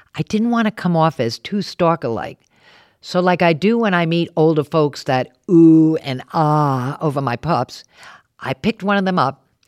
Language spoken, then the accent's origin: English; Warwick, Rhode Island, United States; born or raised there; moved away; also born or lived in New York City